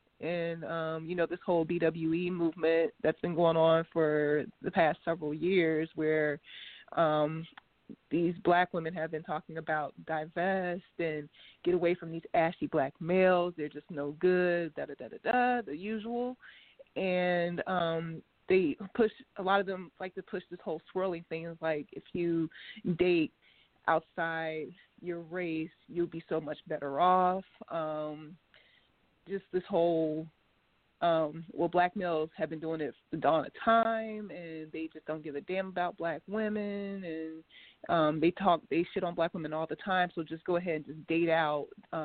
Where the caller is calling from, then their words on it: Ohio, United States; I'm calling from Ohio.